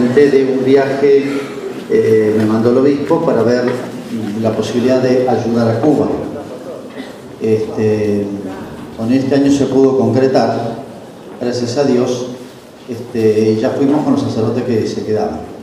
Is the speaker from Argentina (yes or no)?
yes; Argentina; los argentinos